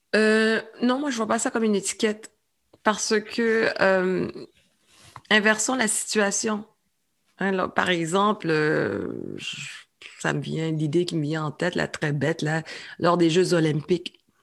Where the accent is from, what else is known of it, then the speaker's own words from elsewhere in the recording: Quebec, Canada; also born or lived in Saint-Michel, Montreal; je suis une Québécoise